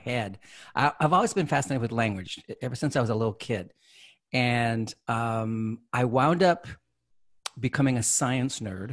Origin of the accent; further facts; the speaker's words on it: San Jose, California, United States; I grew up here in California. I'm originally from the San Jose, South Bay area